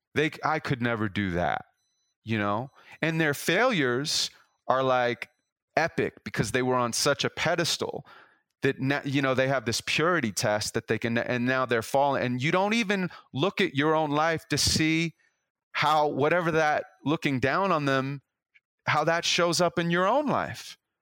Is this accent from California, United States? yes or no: yes; Los Angeles, California, United States; I'm from Los Angeles